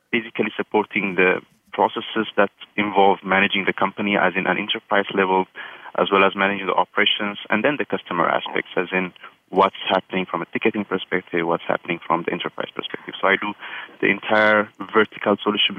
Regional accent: Ethiopia; now in San Francisco, United States; I'm from Ethiopia originally

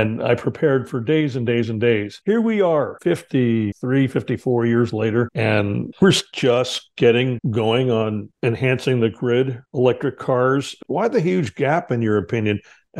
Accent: Hudson Valley, New York, United States; moved away as an adult; when I was living in New York, growing up in the Hudson Valley

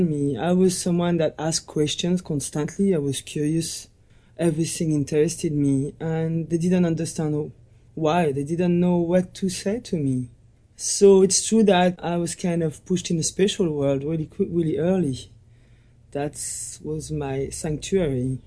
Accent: Morzine, Auvergne-Rhône-Alpes, France; I was born in the Alps, in the French Alps, and I grew up in a little village called Morzin, a ski resort.

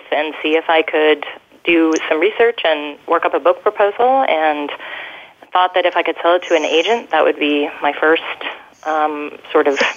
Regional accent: Colorado, United States; I'm from Colorado

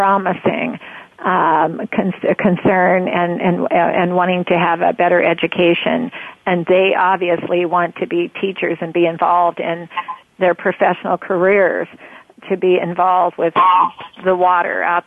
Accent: Roseburg, Oregon, United States; also born or lived in Portland, Oregon; I grew up in Roseburg, Oregon, as a young girl up until my sophomore in high school

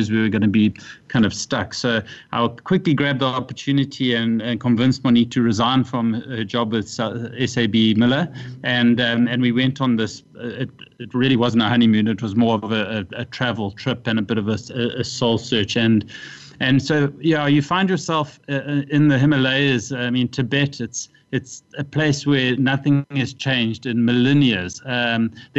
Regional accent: South Africa; also born or lived in Durban / Asia; when I returned to South Africa, I came to Cape Town

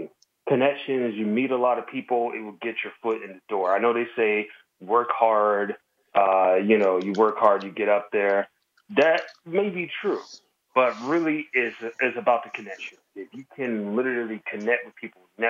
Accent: Jacksonville, Florida, United States; moved away as an adult; now in San Francisco, United States; I'm originally from Jacksonville, Florida, born and raised, moved to Cali about a decade ago

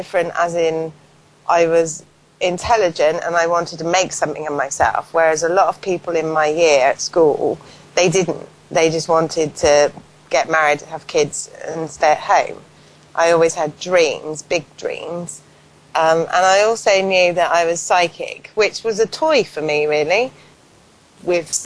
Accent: Paulton, South West England, United Kingdom; grew up in a little village called Poulton, which is about 10 miles from Bath

